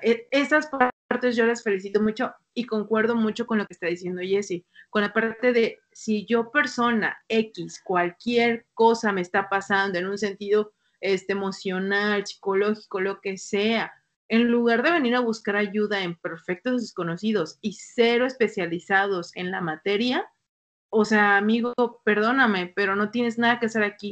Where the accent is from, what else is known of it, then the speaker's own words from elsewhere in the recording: Mexico; los que somos de México